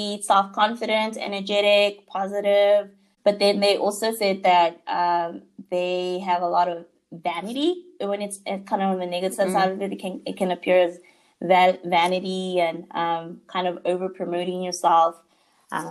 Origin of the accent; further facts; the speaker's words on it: South Africa; growing up in South Africa